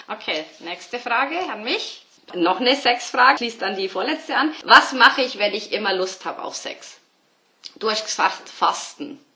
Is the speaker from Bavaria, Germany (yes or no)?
yes; Bavaria, Germany; ich bin ja aus Bayern